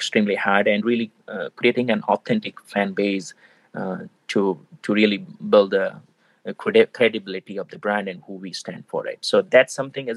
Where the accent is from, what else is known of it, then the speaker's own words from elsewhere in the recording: India; moved away; being an Indian, you know, grown up in India